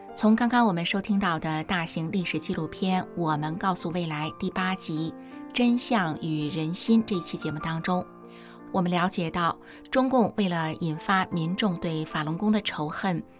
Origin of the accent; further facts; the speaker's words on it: China; 作为中国人